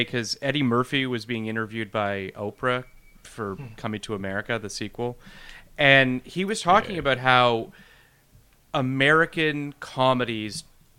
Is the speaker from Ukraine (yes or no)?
no; Toronto, Ontario, Canada; moved away; I'm from Toronto originally